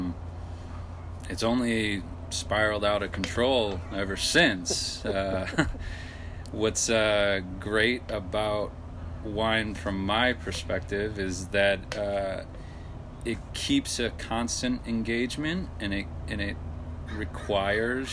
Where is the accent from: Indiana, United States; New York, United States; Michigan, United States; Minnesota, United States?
Michigan, United States; about an hour north of Detroit, rural; moved away as an adult; also born or lived in California / New Zealand; now in Oregon, United States; I grew up in rural Michigan, about an hour north of Detroit